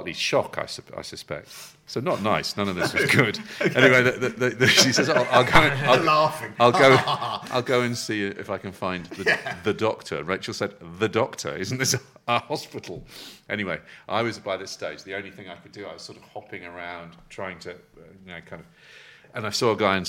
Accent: England, United Kingdom; being very English

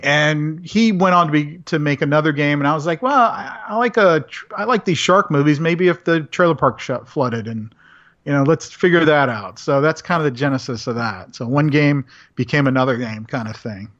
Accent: Central Florida, United States; I did grow up in the country up in Central Florida

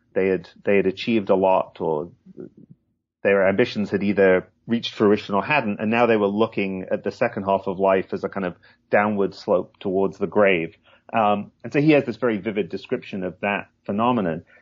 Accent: Hull, Yorkshire and the Humber, United Kingdom; I grew up in England, in the northeast, in Yorkshire, um, but not in the picturesque part of Yorkshire, in Hull

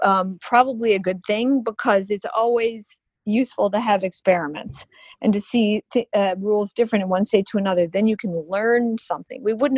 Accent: Illinois, United States; I'm from Illinois too, where he was from, but Dirksen helped out with the civil rights laws.

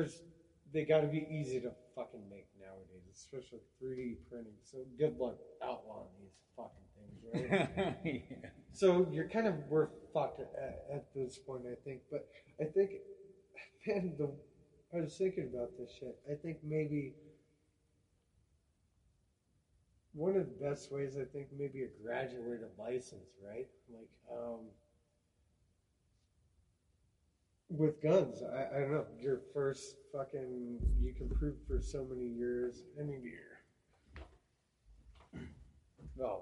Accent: Wyoming, United States; We're a Wyoming folk

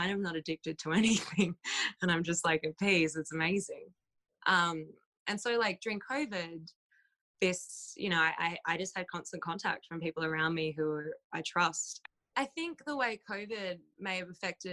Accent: Australia; moved away; I'm from Australia

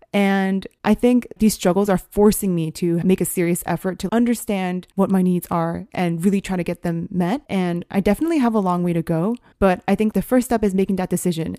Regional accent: United States; as Asian American women

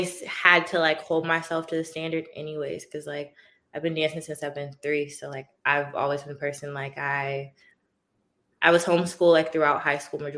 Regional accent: Augusta, Georgia, United States; moved away; I'm from Augusta, Georgia.

